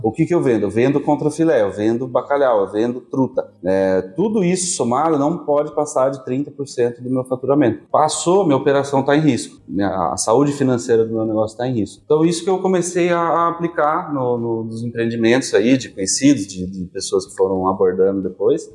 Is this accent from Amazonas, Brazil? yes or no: no; Piracicaba, São Paulo, Brazil; Eu sou de Piracicaba, sim, nascido